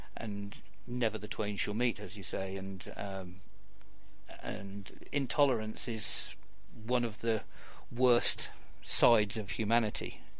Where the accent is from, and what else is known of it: United Kingdom